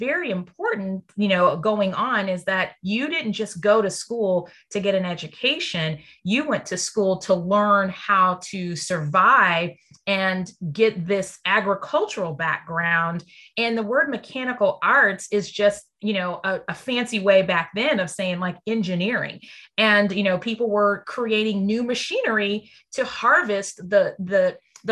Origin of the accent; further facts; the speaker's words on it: Texas, United States; I'm from Texas